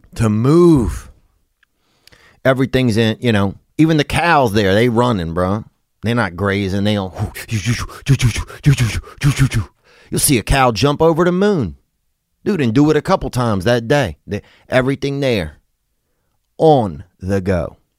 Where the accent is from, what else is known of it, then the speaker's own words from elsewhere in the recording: United States; we were from America